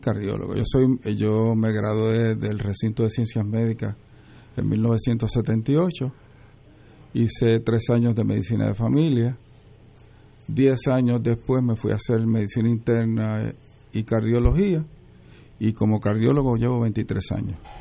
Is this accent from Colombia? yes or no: no; Puerto Rico; Nací en Puerto Rico